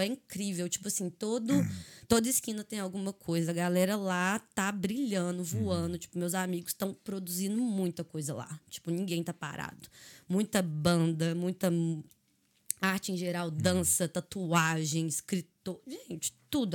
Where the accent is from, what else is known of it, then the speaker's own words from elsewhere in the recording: Belo Horizonte, Minas Gerais, Brazil; accent: mineirês; moved away as an adult; also born or lived in Araxá, Brazil / China / Australia; now in Dublin, Ireland; sou de Araxá, né? Uhum. Mas mudei para Belo Horizonte muito cedo